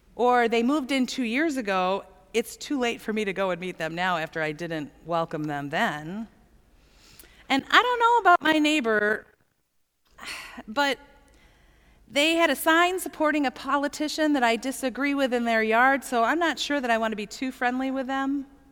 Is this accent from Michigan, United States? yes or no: yes; Plymouth, Michigan, United States; I grew up in Plymouth